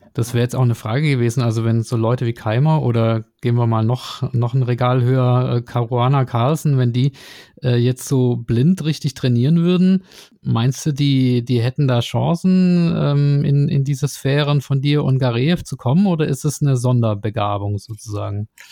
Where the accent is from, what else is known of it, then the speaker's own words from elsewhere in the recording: Nürtingen, Baden-Württemberg, Germany; da, wo ich herkomme, aus Nürtingen